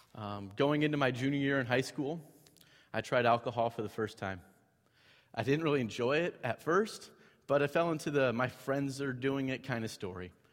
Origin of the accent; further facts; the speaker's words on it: Cedar Falls, Iowa, United States; grew up in a house that my parents uh, still live in today in Cedar Falls